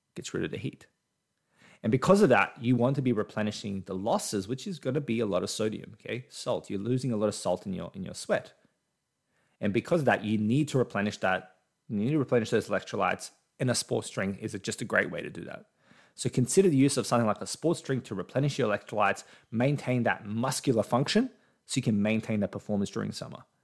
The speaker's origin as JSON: {"language": "English", "country": "Australia", "said": "I'm Australian. I'm in Australia right now"}